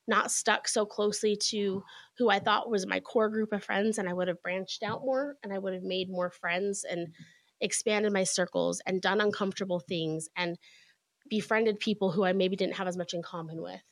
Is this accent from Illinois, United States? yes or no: no; Utah, United States; moved away as an adult; I grew up here in Utah, and we moved back about 10 years ago now.